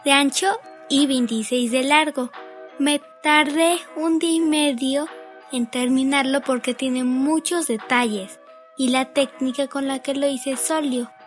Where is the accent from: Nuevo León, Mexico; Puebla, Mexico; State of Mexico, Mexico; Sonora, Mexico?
Puebla, Mexico; me inspiré en una cascada que había visto en mi niñez en Puebla.